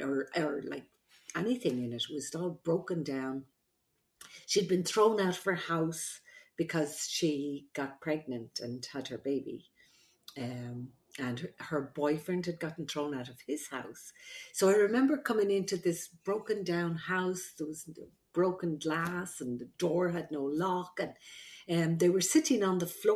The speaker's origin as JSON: {"language": "English", "country": "Ireland", "tie": "born or raised there", "moved": "yes", "said": "I'm an Irish midwife, brought up by the nuns in Ireland"}